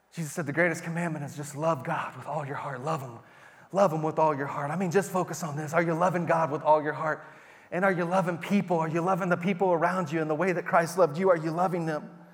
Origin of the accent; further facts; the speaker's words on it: Texas, United States; moved away; we're from Texas